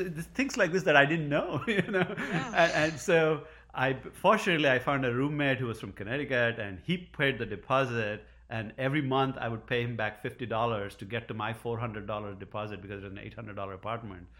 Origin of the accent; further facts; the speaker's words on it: India; moved away as an adult; now in Providence, United States; I grew up in India.